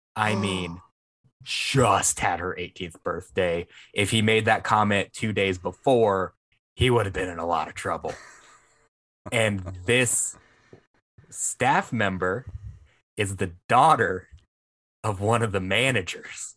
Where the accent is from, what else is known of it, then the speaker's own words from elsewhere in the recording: Vancleave, Mississippi, United States; I'm from Van Cleef